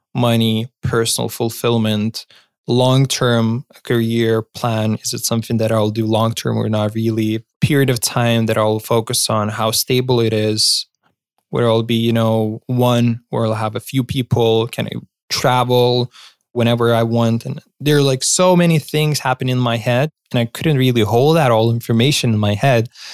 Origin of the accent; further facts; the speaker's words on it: Lithuania; my home country